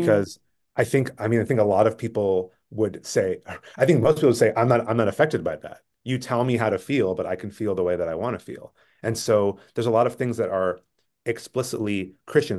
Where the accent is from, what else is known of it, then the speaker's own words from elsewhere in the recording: Bay Area, California, United States; I grew up in the Bay Area, in California